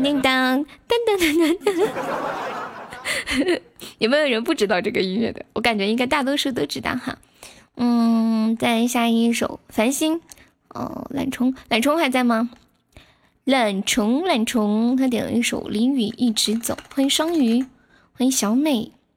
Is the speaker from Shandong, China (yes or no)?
no; Sichuan, China; moved away as an adult; also born or lived in Shenzhen / Xi'an; 我是四川的呀